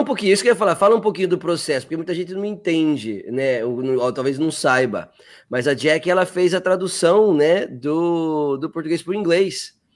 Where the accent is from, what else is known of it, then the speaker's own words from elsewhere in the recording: Sorocaba, São Paulo, Brazil; accent: interior; also born or lived in Campinas; eu sou de Campinas, morei até os oito anos, depois eu fui para Sorocaba